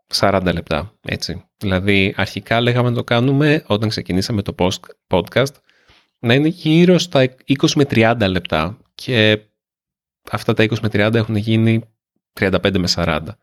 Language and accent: Greek; Nea Smyrni, Attica, Greece; also born or lived in Australia; εγώ είμαι από τη Νέα Σμύρνη. Εγώ γεννήθηκα στη Νέα Σμύρνη.